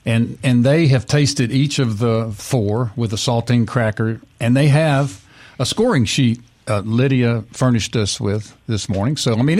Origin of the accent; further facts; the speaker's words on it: Booneville, Mississippi, United States; growing up in Boonville, Mississippi, we had it, and there weren't any Greek families there.